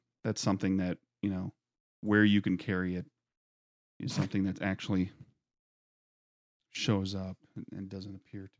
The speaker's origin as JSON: {"language": "English", "region": "Wisconsin", "country": "United States", "said": "I am from Wisconsin."}